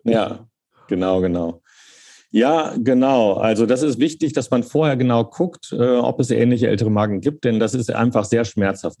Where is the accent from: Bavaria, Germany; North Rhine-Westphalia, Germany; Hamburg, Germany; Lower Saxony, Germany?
Lower Saxony, Germany; Hanover; moved away; also born or lived in Cologne; ich bin in Köln geboren, dann in Hannover aufgewachsen